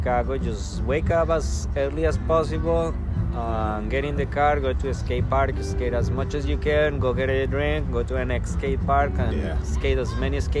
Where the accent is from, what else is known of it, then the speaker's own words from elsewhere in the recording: Bogotá, Bogotá Capital District, Colombia; English is a second language; moved away as an adult; also born or lived in Spain / El Salvador; now in Canton, North Carolina, United States; Since I came from Colombia, like, I grew up in Bogota, and Bogota is at 9,000 feet above sea level.